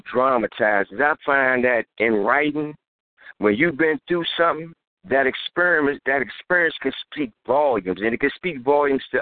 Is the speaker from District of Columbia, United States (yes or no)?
yes; Washington, District of Columbia, United States; I'm from the District